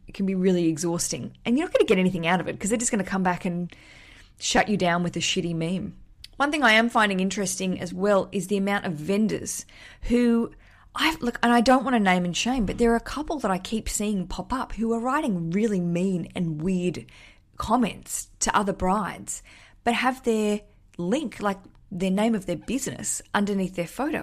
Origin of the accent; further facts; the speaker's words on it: Australia; moved away as an adult; now in London, United Kingdom; as an Australian living in London